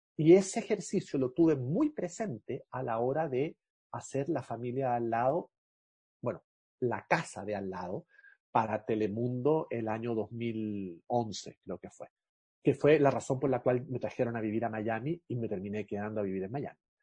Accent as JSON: {"language": "Spanish", "country": "Chile", "said": "Soy chileno"}